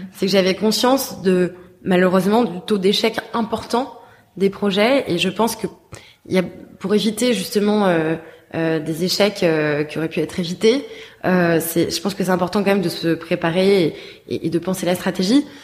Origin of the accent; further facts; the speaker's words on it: Paris, Île-de-France, France; moved away; also born or lived in Bordeaux; je suis née j'ai grandi à Paris mais j'ai ensuite vécu 10 ans à Bordeaux